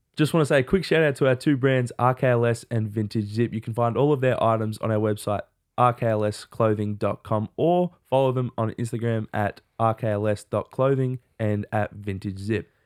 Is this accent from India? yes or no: no; Australia; We're Australian